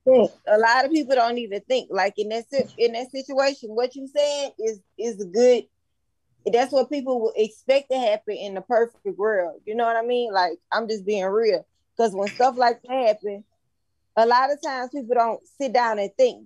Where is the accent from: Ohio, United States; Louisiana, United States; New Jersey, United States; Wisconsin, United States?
Louisiana, United States; Baton Rouge; I'm from Baton Rouge